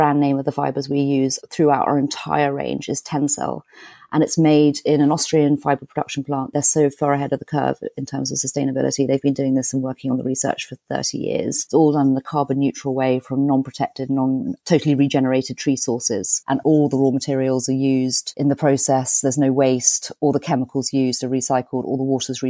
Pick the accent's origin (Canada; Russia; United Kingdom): United Kingdom; we're British